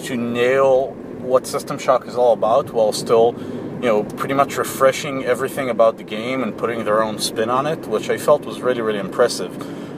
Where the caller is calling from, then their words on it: Israel; from Israel